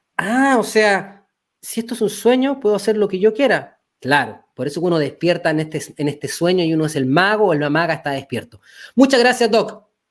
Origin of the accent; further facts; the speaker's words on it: Chile; nosotros estamos en Chile, somos chilenos